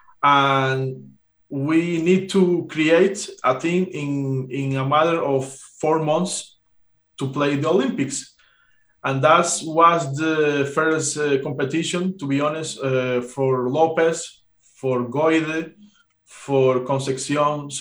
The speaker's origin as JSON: {"language": "English", "country": "Cuba", "said": "I'm Cuban"}